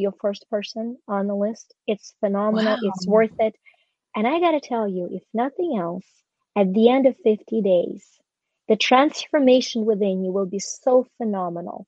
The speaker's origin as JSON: {"language": "English", "country": "Ukraine", "tie": "born or raised there", "moved": "yes"}